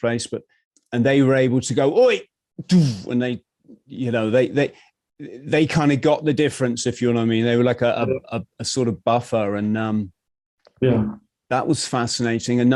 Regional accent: England, United Kingdom; as a English guy

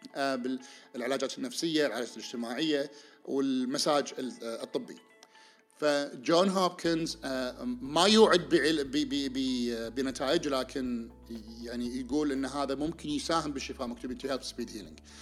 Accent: Kuwait; عندنا بالكويت

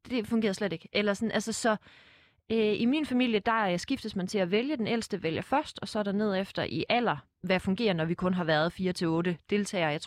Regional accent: Fredericia, Southern Denmark, Denmark; Jeg er fra Fredericia. Fredericia ja.

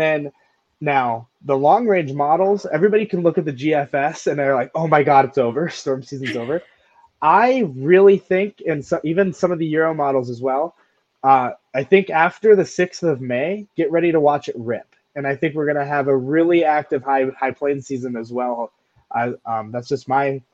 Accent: Montana, United States; moved away; I'm from Montana, so we don't really see a lot of tornadoes up there

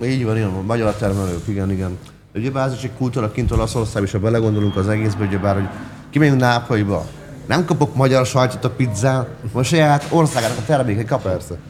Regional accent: Hungary; kimehettem magyarként erre a világbajnokságra

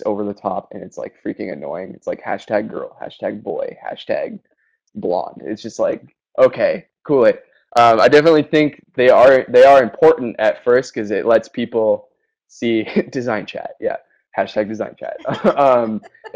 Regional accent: Orange County, California, United States; moved away as an adult; also born or lived in Flathead Lake, Montana; I grew up down here in Orange County

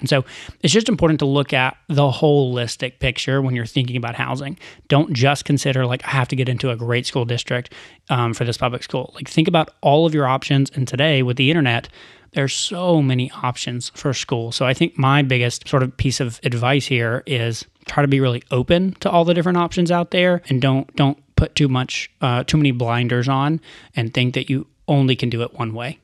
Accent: Chattanooga, Tennessee, United States; moved away as an adult; I grew up in Chattanooga

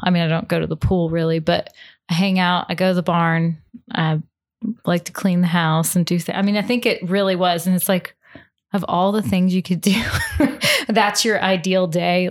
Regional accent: Louisville, Kentucky, United States; also born or lived in Cincinnati, Ohio; I grew up in Cincinnati, Ohio, actually, and, um, moved down to Louisville, Kentucky when I was in fifth grade. So I've done a huge majority of my growing up here in Kentucky

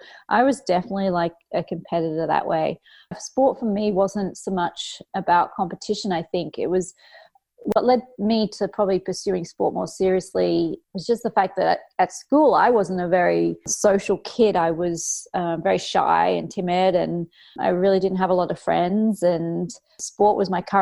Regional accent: Cairns, Queensland, Australia; I grew up at school in Cairns in North Queensland, Australia

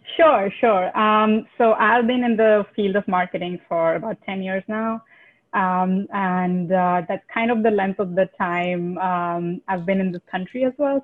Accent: India; moved away as an adult; I'm originally from India

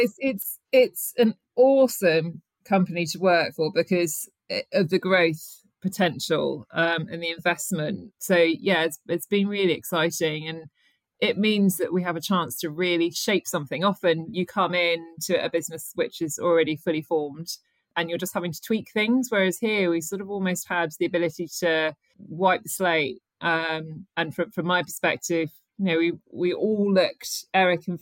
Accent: United Kingdom; I'm British

